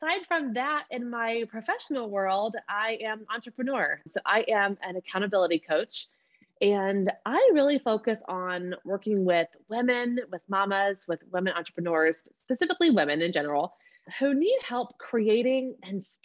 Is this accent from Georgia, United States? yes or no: yes; Georgia, United States; I call myself a bona fide Southern peach. Like, I'm from Georgia, born and raised here